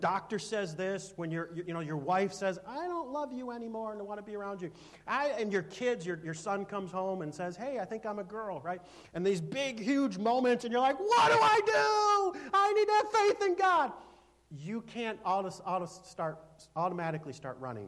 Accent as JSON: {"language": "English", "country": "United States", "said": "as an American"}